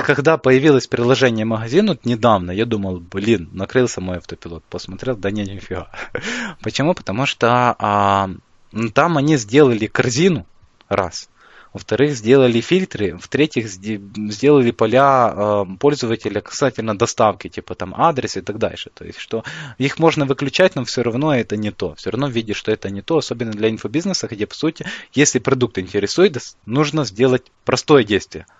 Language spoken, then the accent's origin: Russian; Ukraine; я из Украины